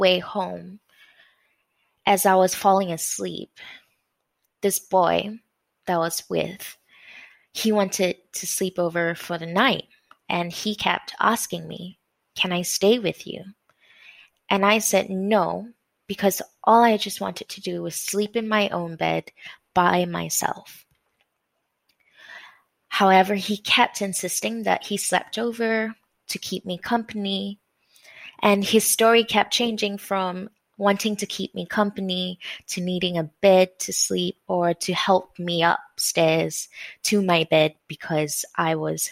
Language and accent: English; Malaysia; I grew up in Malaysia